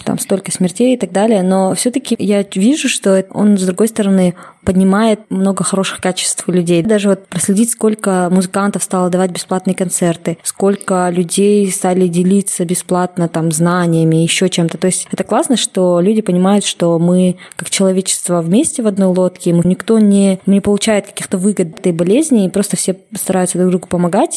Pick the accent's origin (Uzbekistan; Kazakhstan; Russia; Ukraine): Kazakhstan; Kokshetau, Akmola Region; now in Almaty, Kazakhstan